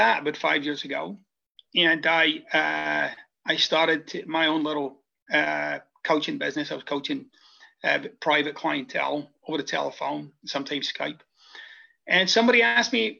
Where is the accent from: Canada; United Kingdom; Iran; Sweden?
United Kingdom; Scotland; moved away as an adult; now in United States; I'm originally from Scotland, and I came to the United States about 25 years ago.